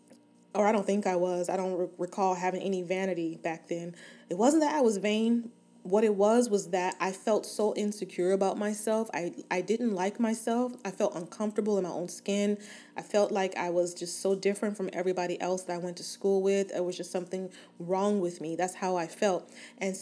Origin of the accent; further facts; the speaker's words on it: Inglewood, California, United States; Born and raised in Inglewood, California, West Side for life